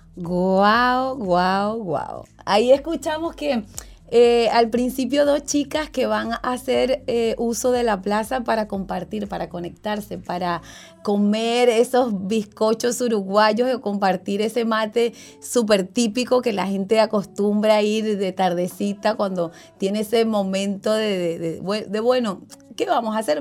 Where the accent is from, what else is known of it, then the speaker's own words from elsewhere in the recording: Ocumare de la Costa de Oro, Aragua, Venezuela; nosotros nacimos en Venezuela, en un estado que se llama Aragua, y el pueblo se llama Ocumare de la Costa de Oro